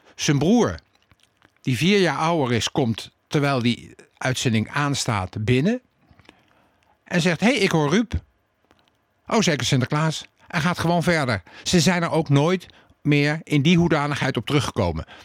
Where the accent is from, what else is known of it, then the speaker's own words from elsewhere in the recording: The Hague, South Holland, Netherlands; toen ik vijf jaar was en in eh, de Cornelis Jolstraat woonde